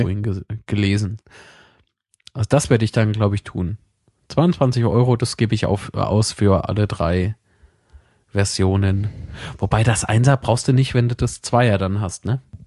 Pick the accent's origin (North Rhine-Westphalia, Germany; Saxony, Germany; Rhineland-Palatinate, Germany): Rhineland-Palatinate, Germany; Zweibrücken; moved away; ich habe äh, eine Wohnung in meiner Heimatstadt in Zweibrücken und eine hier, äh, wo ich jetzt halt wohne.